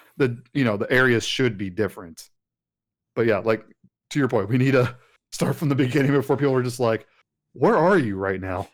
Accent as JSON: {"language": "English", "region": "West Texas", "country": "United States", "tie": "born or raised there", "said": "growing up in Texas, especially out in West Texas"}